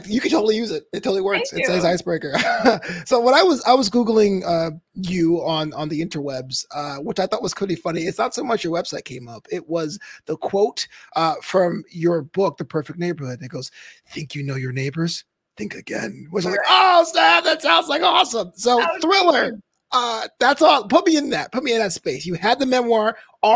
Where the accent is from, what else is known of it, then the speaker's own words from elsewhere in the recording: New York City, New York, United States; growing up in Brooklyn